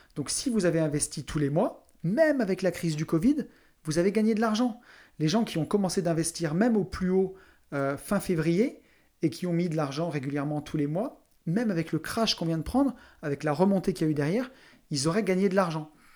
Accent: near Saint-Étienne, Auvergne-Rhône-Alpes, France; je viens d'à côté de Saint-Étienne, une grande ville minière

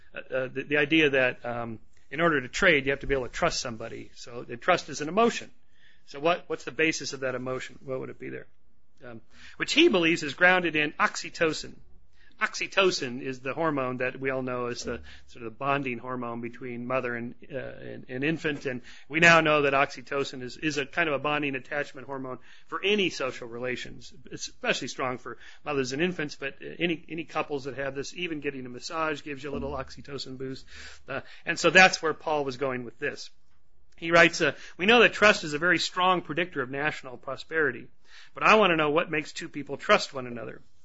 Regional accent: California, United States; I'm from California.

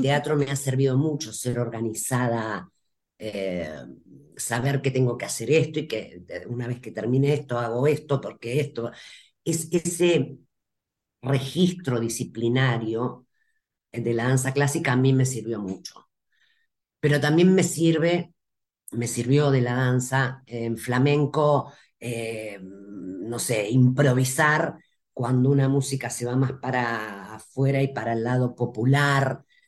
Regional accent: Rosario, Santa Fe, Argentina; Yo soy de Rosario, la República de Rosario

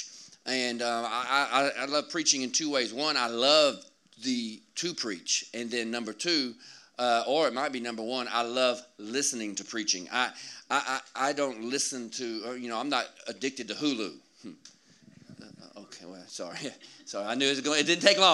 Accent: Georgia, United States; I'm from Georgia.

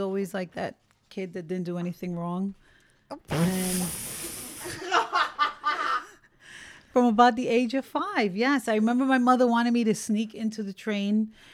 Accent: New York City, New York, United States; Born and raised on 112th Street in Spanish Harlem.

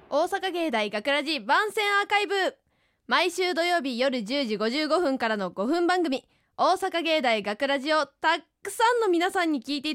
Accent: Osaka, Japan; 私そんなにコテコテの関西人じゃないんですよ大阪出身だけど

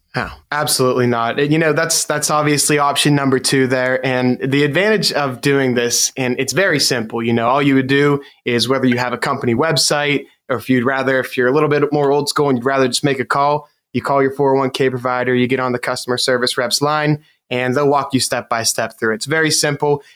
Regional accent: Western Pennsylvania, United States; I've been born in Western Pennsylvania, and I've I've lived here my entire life.

